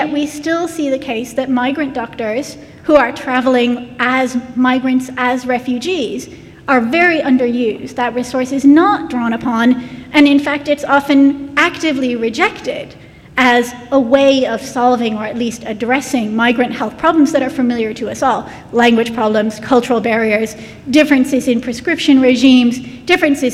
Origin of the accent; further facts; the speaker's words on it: United States; moved away as an adult; now in United Kingdom; As an American coming to the UK